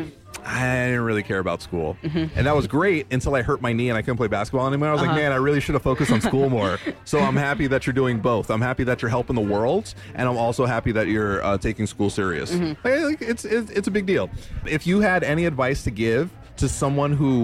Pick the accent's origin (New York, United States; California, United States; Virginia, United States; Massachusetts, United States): New York, United States; New York City; moved away; I was born in Little Puerto Rico, a.k.a. New York City